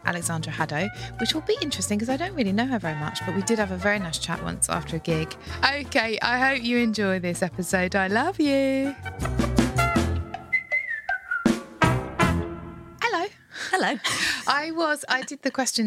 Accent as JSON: {"language": "English", "town": "Broadstairs", "region": "South East England", "country": "United Kingdom", "said": "I'm kind of from Broadstairs"}